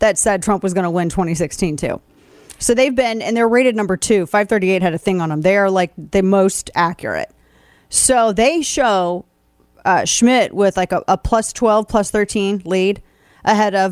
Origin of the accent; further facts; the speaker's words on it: Missouri, United States; moved away as an adult; now in Texas, United States; I was born and raised in Missouri.